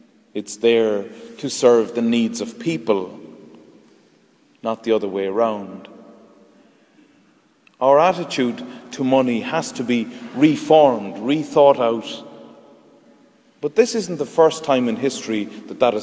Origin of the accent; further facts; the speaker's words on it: Ireland; Our perception as Irish people in 2011 is formed by our time and place